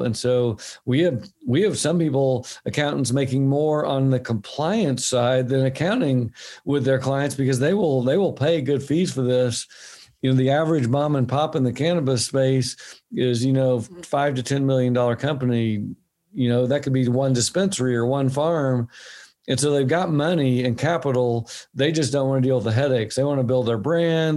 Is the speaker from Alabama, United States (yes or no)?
no; Oklahoma, United States; now in Bend, United States; my home state i live in oregon now my home state was oklahoma